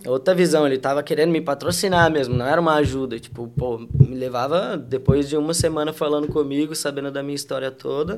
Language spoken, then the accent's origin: Portuguese; Porto Alegre, Rio Grande do Sul, Brazil; moved away as an adult; also born or lived in Alvorada; now in Europe; E sou de Porto Alegre, Rio Grande do Sul.